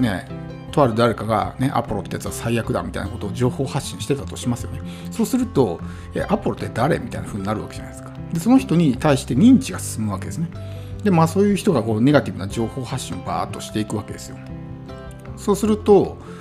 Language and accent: Japanese; Japan; moved away as an adult; もともと田舎で生まれ育ってきて